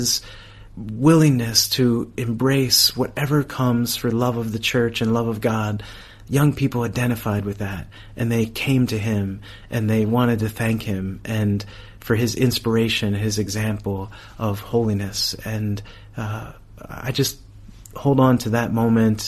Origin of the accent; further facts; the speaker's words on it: United States; I'm from America